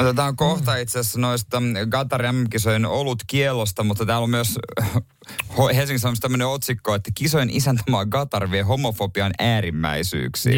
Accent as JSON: {"language": "Finnish", "town": "Seinäjoki", "region": "South Ostrobothnia", "country": "Finland", "said": "meillä päin silloin Seinäjoella"}